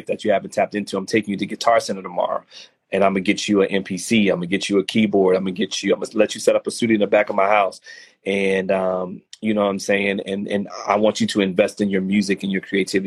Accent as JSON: {"language": "English", "town": "New Orleans", "region": "Louisiana", "country": "United States", "tie": "born or raised there", "moved": "as an adult", "lives_now": "Houston, United States", "said": "I'm actually originally from New Orleans, but I've been in Houston long enough to kind of claim this set"}